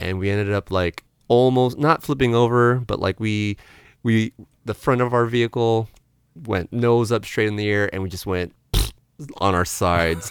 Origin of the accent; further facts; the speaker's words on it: San Diego, California, United States; now in San Francisco, United States; I'm from San Diego